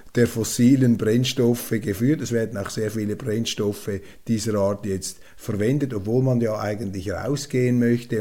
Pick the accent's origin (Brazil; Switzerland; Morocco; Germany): Switzerland; als Schweizer